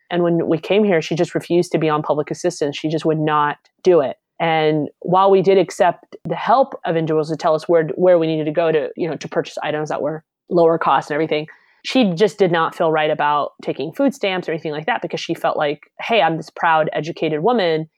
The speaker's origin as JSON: {"language": "English", "region": "Alabama", "country": "United States", "tie": "born or raised there", "said": "I grew up in Alabama"}